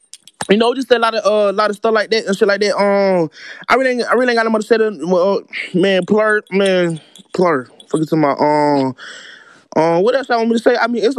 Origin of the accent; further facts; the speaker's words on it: Columbus, Georgia, United States; Now I really talk like that. Y'all really. Yeah, I'm from Columbus, Georgia. Georgia. Really say a lot of stuff like that, and we just talk like that.